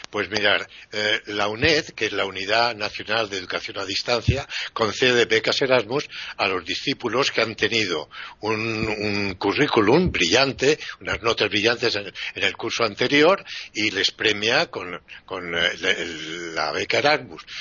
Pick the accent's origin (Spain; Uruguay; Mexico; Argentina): Spain; Yo soy español